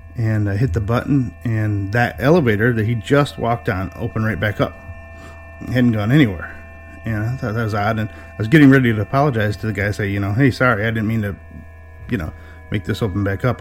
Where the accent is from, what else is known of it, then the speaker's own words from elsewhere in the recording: north of Detroit, Michigan, United States; I'm from Michigan, uh, just north of Detroit, a little ways